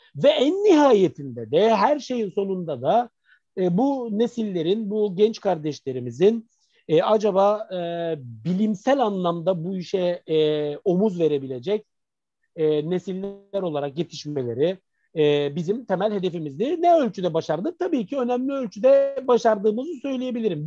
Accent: Izmir, Turkey; also born or lived in Mardin; aslında biz İzmirliyiz yani, ailecek İzmirliyiz

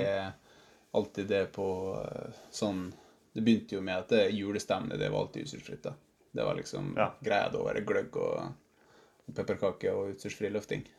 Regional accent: Vassnes / Skorgen, Møre og Romsdal, Norway; moved away; jeg er fra Vassnes, eh, egentlig. Eller Skorgen

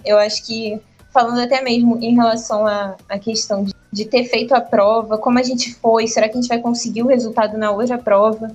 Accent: Rio de Janeiro, Brazil; moved away as an adult; now in Salvador, Brazil; Eu sou carioca. Eu tenho 21 anos e toda a minha vida, toda a minha família é do Rio também.

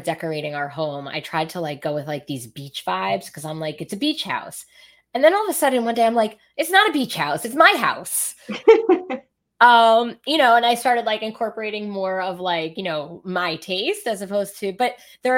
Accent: New York City, New York, United States; now in Rockaway, United States; I grew up in Brooklyn. I grew up in East Midwood.

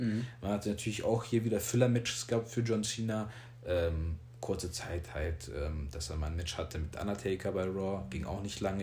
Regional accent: Germany; wir hier alle in Deutschland natürlich mit SmackDown aufgewachsen

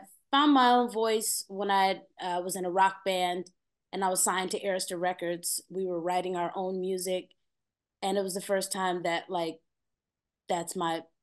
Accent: Peoria, Illinois, United States; moved away as an adult; also born or lived in Atlanta, Georgia; now in Los Angeles, United States; I'm from Peoria, Illinois. It's a very country town. My first job, like, you can work there at 13 legally

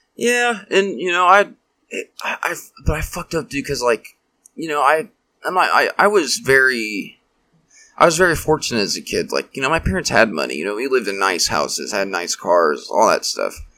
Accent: Wichita, Kansas, United States; I grew up here in Wichita

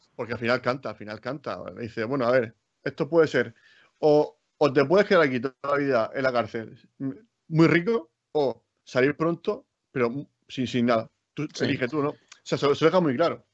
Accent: Region of Murcia, Spain; yo soy muy murciano

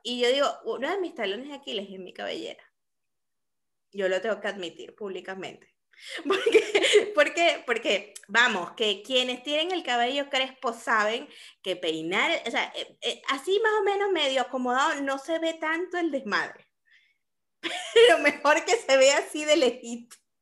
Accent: Caracas, Capital District, Venezuela; now in Lima, Peru; soy caraqueña

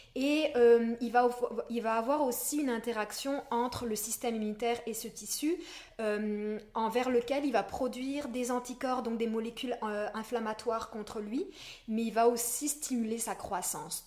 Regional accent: France; moved away as an adult; also born or lived in Montreal, Quebec, Canada; now in Quebec, Canada; je viens de la France. J'ai fait un bac de psycho là-bas et ça fait dix ans maintenant que je suis ici.

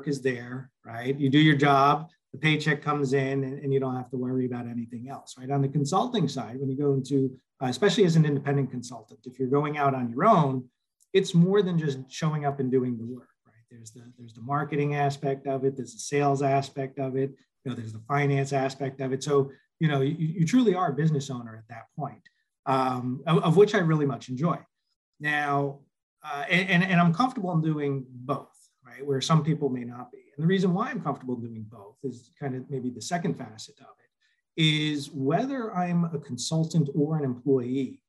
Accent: Northern New Jersey, United States; moved away as an adult; also born or lived in Florida / Indiana / Minnesota; now in Cupertino, United States; So originally born and raised in Northern New Jersey.

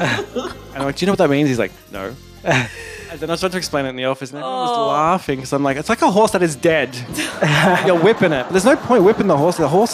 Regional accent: Australia; I'm Australian.

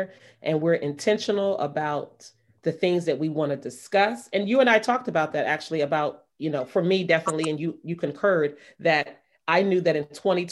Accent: Maryland, United States; moved away as an adult; also born or lived in Brooklyn, New York; I was still in the comfort of my hometown where I grew up.

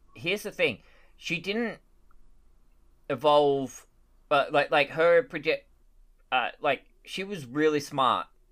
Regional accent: Australia; as an Australian

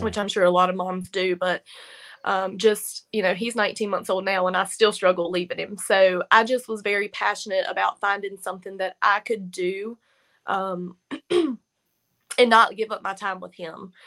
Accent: Virginia, United States; now in North Carolina, United States; I'm actually from Virginia, but, like, here's Virginia line, here's North Carolina line where I am

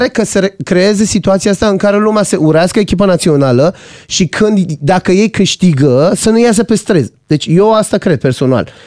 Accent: Iran; now in Romania

